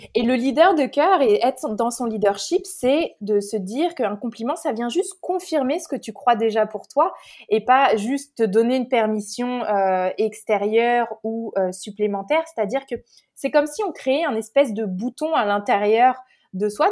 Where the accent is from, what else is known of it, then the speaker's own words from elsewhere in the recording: Paris, Île-de-France, France; moved away as an adult; also born or lived in New York, United States; now in Canada; je suis née à Paris, euh, j'ai grandi en France